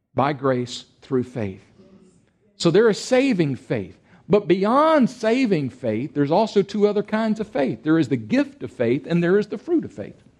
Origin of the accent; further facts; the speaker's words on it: Texas, United States; I come from a part of Texas